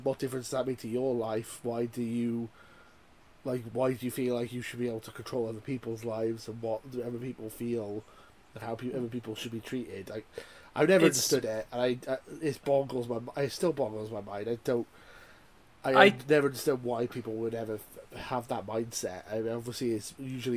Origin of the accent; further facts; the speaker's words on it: Welsh, Wales, United Kingdom; being Welsh and working class